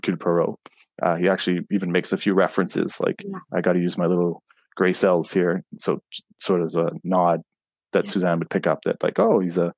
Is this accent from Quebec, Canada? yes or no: yes; Montreal, Quebec, Canada; moved away; I was born in Montreal